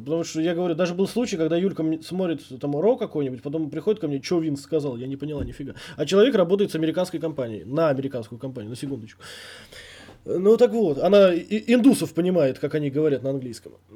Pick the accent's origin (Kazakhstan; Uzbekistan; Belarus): Uzbekistan